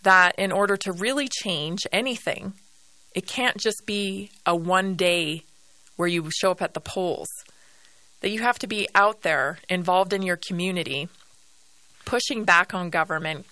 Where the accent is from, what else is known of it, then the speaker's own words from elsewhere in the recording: Canada; also born or lived in northern Colorado; now in Colorado, United States; I'm a Canadian citizen